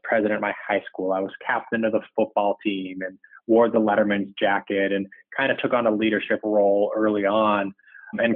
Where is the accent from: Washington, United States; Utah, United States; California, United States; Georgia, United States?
Utah, United States; Salt Lake City; I grew up in Salt Lake City, Utah.